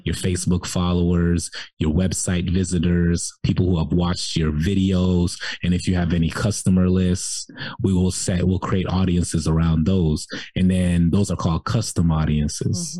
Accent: Jacksonville, Florida, United States; moved away as an adult; also born or lived in Cairo, Egypt / South Sudan; now in Atlanta, United States; I grew up in Jacksonville, Florida

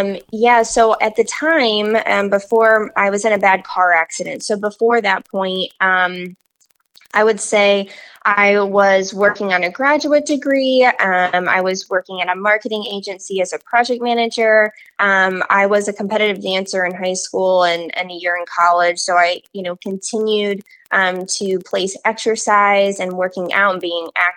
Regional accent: Peoria, Illinois, United States; I had lived in the same community literally my whole life. I'm from Peoria, Illinois

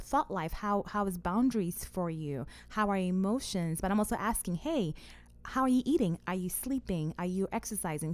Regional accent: Ghana; now in Omaha, United States; I'm originally from Ghana, and my parents still live in Ghana.

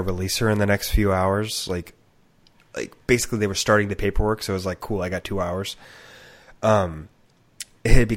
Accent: San Joaquin County General, California, United States; I was born at San Joaquin County General.

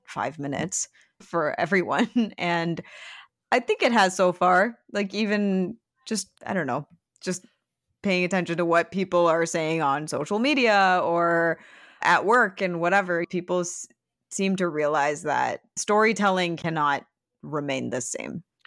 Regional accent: Michigan and Ohio, Midwest, United States; when I was in high school and growing up in Michigan and Ohio

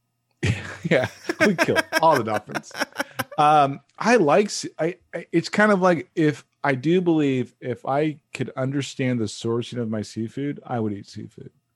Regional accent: United States; I'm an American male

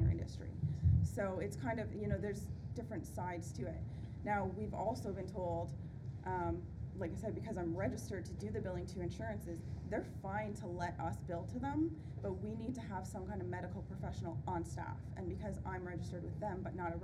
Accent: Ontario, Canada; I'm from Ontario, Canada

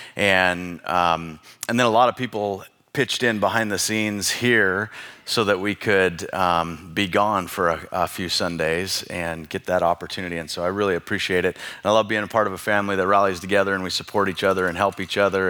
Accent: Bonners Ferry, Idaho, United States; I grew up in Bonner's Ferry

